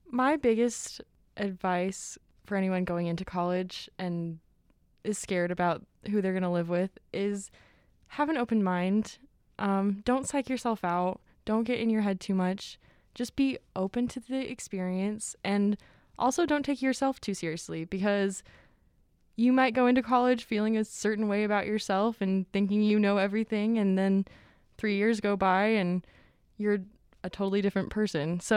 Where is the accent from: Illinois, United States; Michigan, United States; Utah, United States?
Utah, United States; Salt Lake City; I grew up in Salt Lake, and it is it's a pretty tough culture out here.